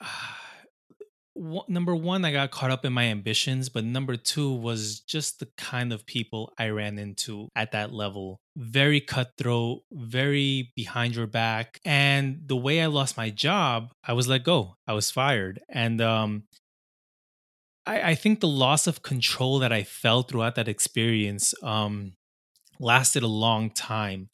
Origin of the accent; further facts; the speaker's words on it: Long Island, New York, United States; I grew up in Long Island, uh, here in New York